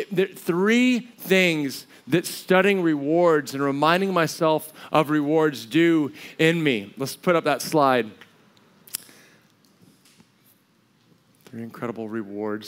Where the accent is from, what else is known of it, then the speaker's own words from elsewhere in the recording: United States; also born or lived in Colorado / New Mexico; growing up in Colorado or New Mexico.